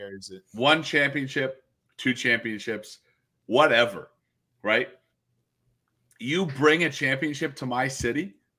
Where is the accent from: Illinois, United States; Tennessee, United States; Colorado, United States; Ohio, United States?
Colorado, United States; Denver; moved away; when we were kids growing up in Denver